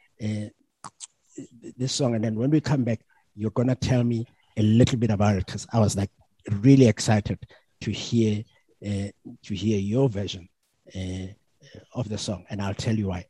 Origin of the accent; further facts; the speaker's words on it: Soweto, Gauteng, South Africa; I grew up in Soweto as well